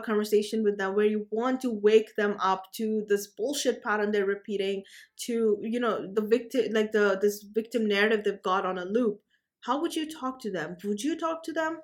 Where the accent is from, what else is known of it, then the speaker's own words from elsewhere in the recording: India; I'm from India